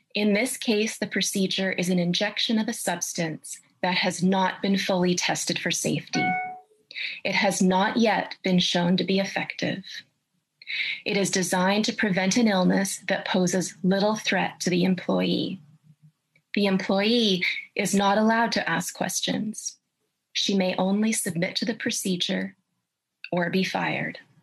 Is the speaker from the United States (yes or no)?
no; Canada; I'm a professor of ethics and I'm a Canadian